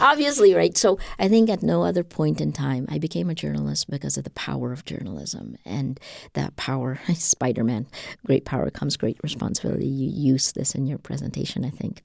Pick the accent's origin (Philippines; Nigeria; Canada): Philippines; We're an English-speaking nation. We're a hundred million people